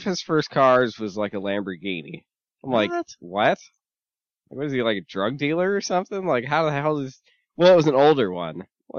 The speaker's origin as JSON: {"language": "English", "region": "Michigan", "country": "United States", "moved": "yes", "lives_now": "Arizona, United States", "said": "I'm from Michigan."}